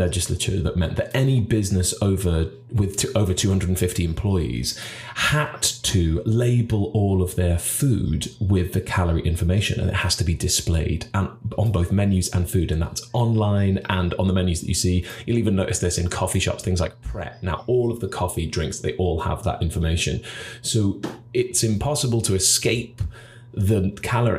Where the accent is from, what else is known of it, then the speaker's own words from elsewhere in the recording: Cardiff, Wales, United Kingdom; I am from Cardiff.